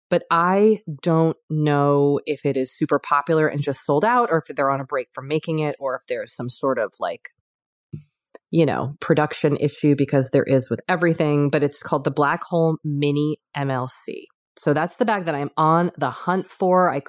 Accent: United States; Well, anyway, we're screwed. We're American.

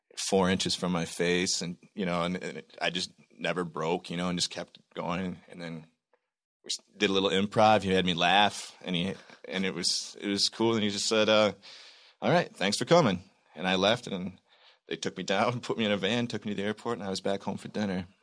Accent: Michigan, United States; I'm from Michigan

